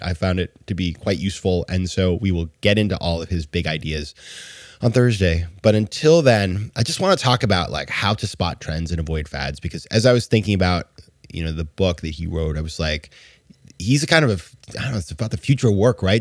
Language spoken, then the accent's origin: English; New York, United States; As a New Yorker